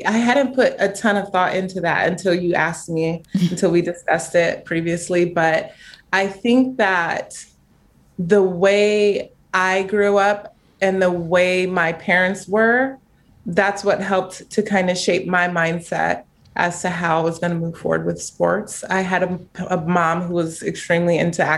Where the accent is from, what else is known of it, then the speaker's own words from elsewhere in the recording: Chino Hills, California, United States; I'm from Chino Hills